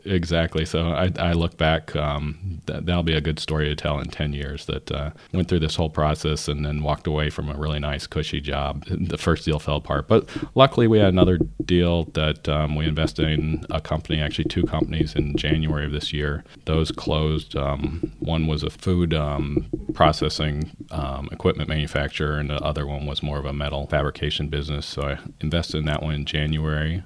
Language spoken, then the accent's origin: English; Northern California, United States; I was born in Northern California in the seventies